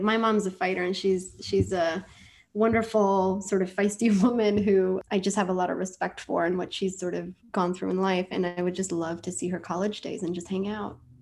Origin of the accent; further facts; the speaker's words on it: New York City, New York, United States; also born or lived in India; I grew up in Washington Heights, New York